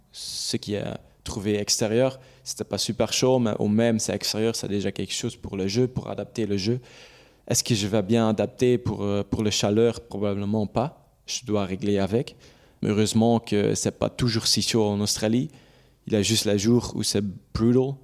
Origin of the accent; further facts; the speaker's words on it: Belgium; French is a second language; je suis belge, c'est là où, où j'habite. C'est là où ma famille est